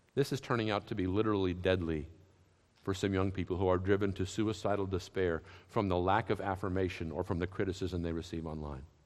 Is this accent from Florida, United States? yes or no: no; Massachusetts, United States; also born or lived in Lexington, Kentucky; where I grew up in Massachusetts